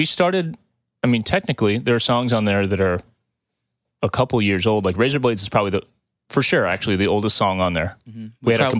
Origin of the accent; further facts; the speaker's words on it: Florissant, Missouri, United States; I grew up in North County, like the North Pole of St. Louis. Florissant.